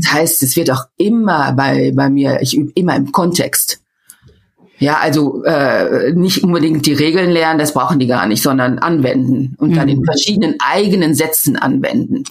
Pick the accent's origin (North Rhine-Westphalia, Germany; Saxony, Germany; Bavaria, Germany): North Rhine-Westphalia, Germany; Meschede; first language German; moved away as an adult; also born or lived in Würzburg / Cologne / Rotterdam; now in Netherlands; ich bin im Sauerland in Meschede aufgewachsen.